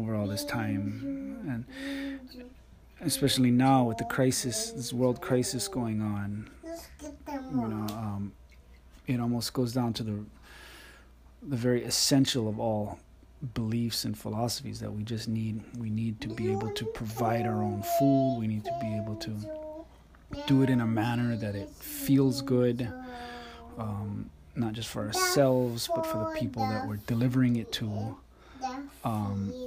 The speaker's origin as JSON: {"language": "English", "town": "Waiāhole", "region": "Hawaii", "country": "United States", "tie": "born or raised there", "said": "growing up in Waiʻohole"}